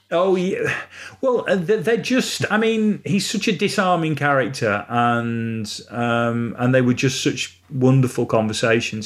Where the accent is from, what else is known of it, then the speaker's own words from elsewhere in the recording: Retford, East Midlands, United Kingdom; I was born and raised in Retford